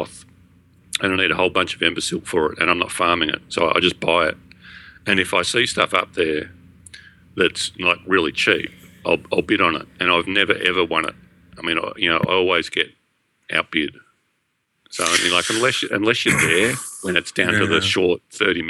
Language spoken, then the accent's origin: English; Australia; being Australian